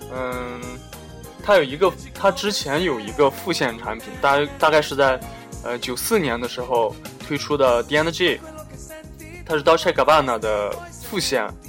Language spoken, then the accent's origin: Chinese; China; moved away; 我们中国人